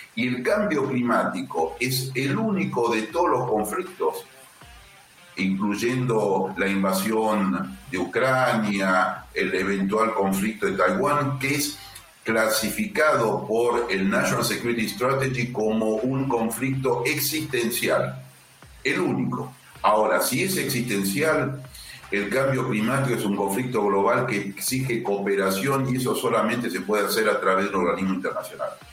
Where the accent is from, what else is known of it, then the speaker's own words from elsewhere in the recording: Argentina; Yo como diplomático argentino